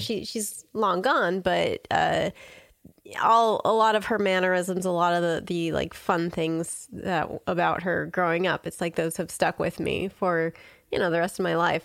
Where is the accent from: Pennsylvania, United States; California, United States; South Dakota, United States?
California, United States; Southern; growing up in Southern California